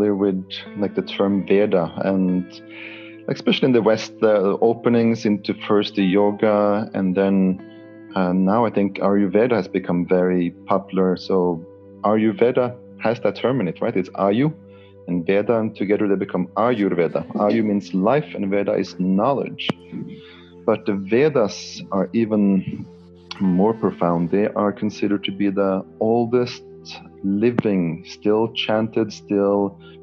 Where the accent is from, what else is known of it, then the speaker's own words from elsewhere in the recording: Norway; moved away; I grew up in Norway